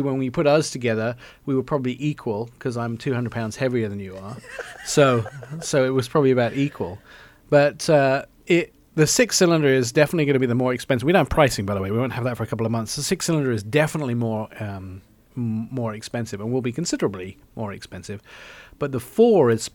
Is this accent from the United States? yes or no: no; England, United Kingdom; moved away; I grew up in England